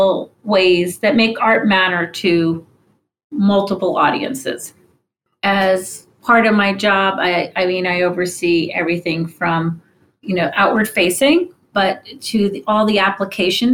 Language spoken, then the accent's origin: English; New York, United States; I grew up in New York and went to museums all the time